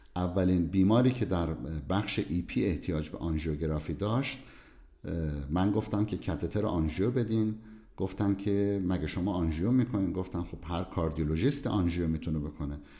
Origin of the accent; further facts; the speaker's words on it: southern Iran, Iran; moved away as an adult; also born or lived in Tehran, Iran; now in Leipzig, Germany; من در جنوب ایران بزرگ شدم و بعد از قبولی در کنکور اومدم تهران